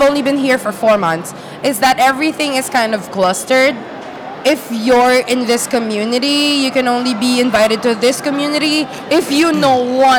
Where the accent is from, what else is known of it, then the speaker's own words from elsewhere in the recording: Philippines; I'm Filipino.